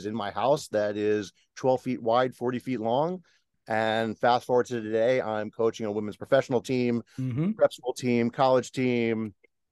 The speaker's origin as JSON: {"language": "English", "region": "New Jersey", "country": "United States", "tie": "born or raised there", "said": "where I grew up in South Jersey"}